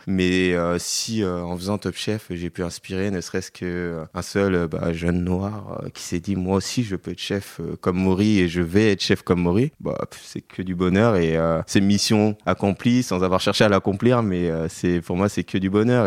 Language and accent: French; Paris, Île-de-France, France; je suis parisien de cœur et de sang. J'ai toujours vécu qu'à Paris